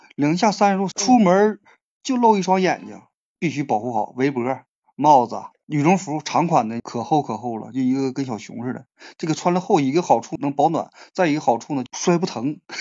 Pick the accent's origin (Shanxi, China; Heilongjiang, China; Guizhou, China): Heilongjiang, China; Hegang; 鹤岗土生土长的鹤岗人